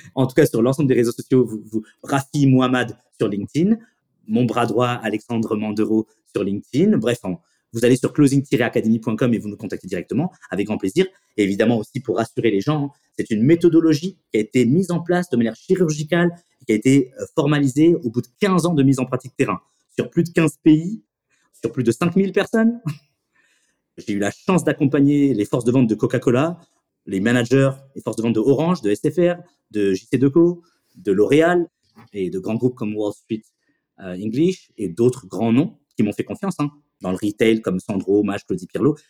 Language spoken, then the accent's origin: French; Chennevières-sur-Marne, Île-de-France, France; je viens du lycée Champlain de Chenevière